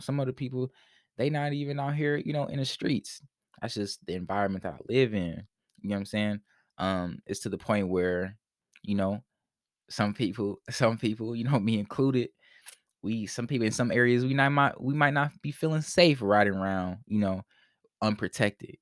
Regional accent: Indianapolis, Indiana, United States; I grew up in poverty, right? So, I'm, I'm from Indianapolis, Indiana

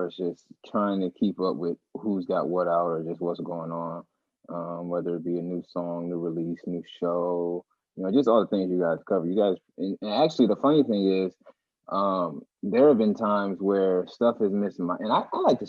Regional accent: Milwaukee, Wisconsin, United States; also born or lived in Minneapolis, Minnesota; I've been here in Milwaukee since I was six years old. So, you know, I wasn't born here, but I was raised here for sure

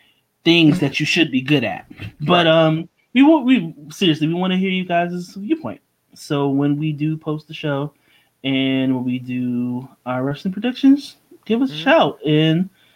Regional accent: New York, United States; Growing up in New York

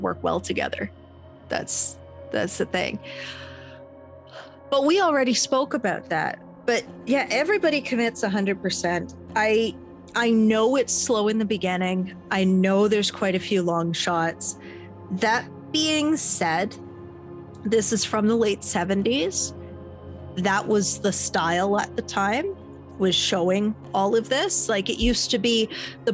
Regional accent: Canada; we're from Canada. Like, deserts are exotic to us.

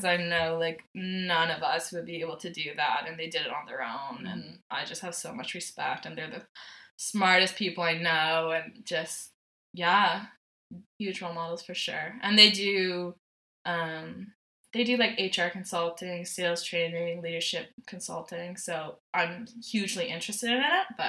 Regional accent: Ontario, Canada; born there; also born or lived in Nova Scotia; So when we lived in Ontario, I was born in Ontario, and my dad worked for oil company.

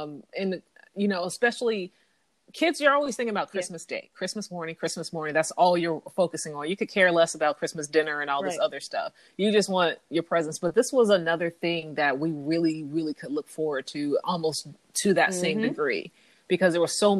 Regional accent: United States; me growing up in America

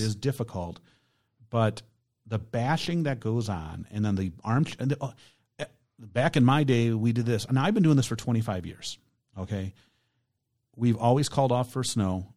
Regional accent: Palatine, Illinois, United States; now in Brownstown Township, United States; where I grew up in, in Palatine, Illinois

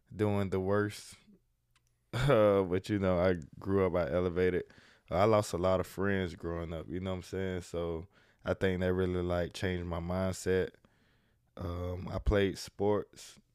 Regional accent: Jacksonville, Florida, United States; also born or lived in Miami; born and raised in Jacksonville

